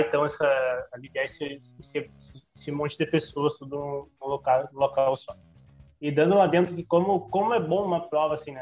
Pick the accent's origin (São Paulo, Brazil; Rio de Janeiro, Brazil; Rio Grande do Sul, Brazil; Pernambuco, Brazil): Rio Grande do Sul, Brazil; Santa Maria; a gente é de Santa Maria.